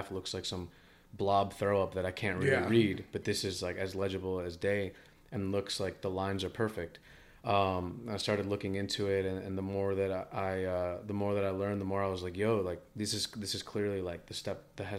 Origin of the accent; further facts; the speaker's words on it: East Coast, United States; I'm like from the East Coast